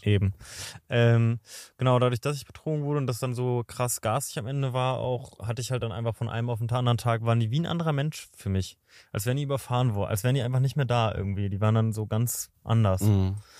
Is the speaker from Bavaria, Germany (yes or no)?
no; Berlin, Germany; moved away; also born or lived in Potsdam; ich bin ja quasi in Berlin aufgewachsen, also dann nach Potsdam gezogen